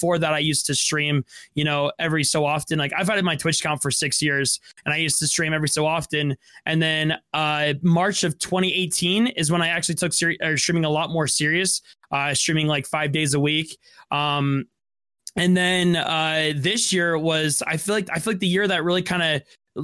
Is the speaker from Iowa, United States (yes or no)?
no; Utah, United States; I'm from Utah.